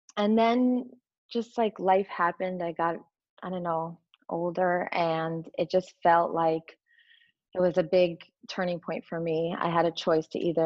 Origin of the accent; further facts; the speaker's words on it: Connecticut, United States; I grew up in Connecticut